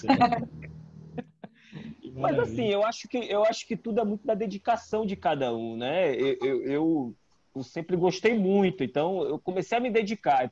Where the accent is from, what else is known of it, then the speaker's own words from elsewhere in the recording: Natal, Rio Grande do Norte, Brazil; moved away as an adult; also born or lived in Ceará; now in Salvador, Brazil; Eu não sou baiano, né? Uhum. É, eu sou cearense, mas é, cresci em Natal. É, eu fui morar em Natal pequeno, minha família é toda cearense, mas eu fui morar em Natal, minha mãe foi transferida do trabalho e tal, e eu é, cresci em Natal. Então eu vivi em Natal dos 5 aos 23